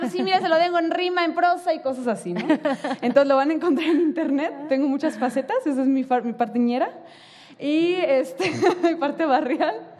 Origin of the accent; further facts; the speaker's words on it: Tijuana, Baja California, Mexico; Yo que soy de Tijuana